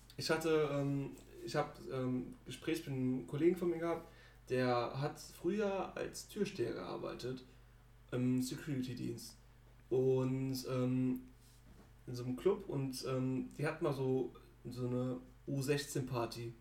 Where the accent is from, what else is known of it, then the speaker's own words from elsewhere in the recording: Germany; wir sind Deutsche